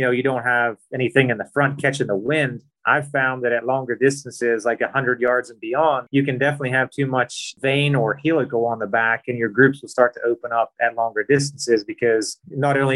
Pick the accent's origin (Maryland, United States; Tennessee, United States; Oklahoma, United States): Maryland, United States; Western; now in Florida, United States; I grew up in Western Maryland